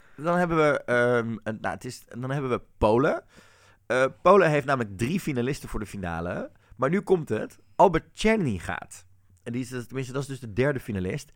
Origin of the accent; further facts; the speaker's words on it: Netherlands; als Nederlanders